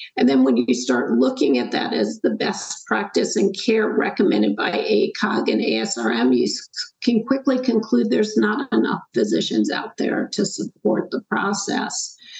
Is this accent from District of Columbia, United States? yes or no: no; Schenectady, New York, United States; moved away as an adult; also born or lived in North Carolina; I grew up in upstate New York, a little town called Schenectady, left and went to college at the University of North Carolina